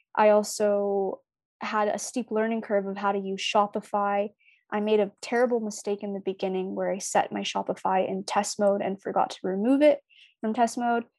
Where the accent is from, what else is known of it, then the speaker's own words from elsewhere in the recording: Toronto, Ontario, Canada; also born or lived in Markham Unionville / British Columbia; I grew up in Scarborough